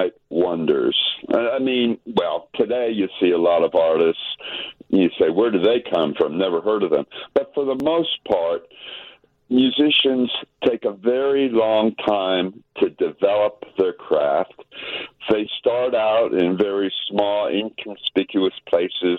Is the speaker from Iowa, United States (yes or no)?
no; Tennessee, United States; I'm from Tennessee